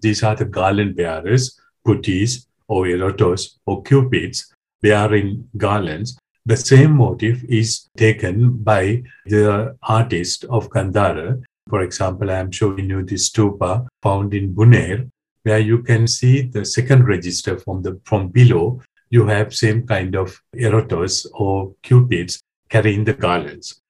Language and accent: English; Sri Lanka; moved away as an adult; now in France; I was born in Sri Lanka. I did my preliminary studies there